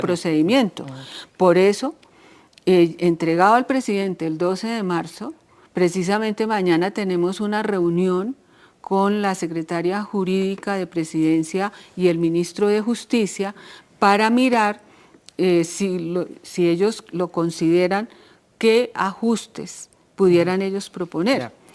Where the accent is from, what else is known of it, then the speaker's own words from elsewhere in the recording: Colombia; Nosotros, como colombianos, como colombianas